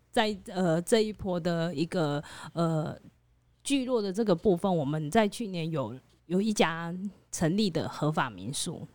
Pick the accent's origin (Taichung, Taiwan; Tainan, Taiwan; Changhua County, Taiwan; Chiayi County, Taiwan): Taichung, Taiwan; moved away as an adult; also born or lived in Lugu, Nantou; now in Nantou, Taiwan; 我不是，哎，我是台中人。 真的哦。你跟我们一样，哎，对啊。都是真的哦。台中人。对，对，对，我是台中人，然后嫁来南投